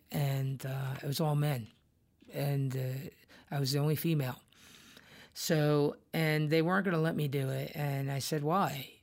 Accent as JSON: {"language": "English", "town": "Irvington", "region": "New Jersey", "country": "United States", "tie": "born or raised there", "said": "growing up in New Jersey, in S, you know, in Irvington"}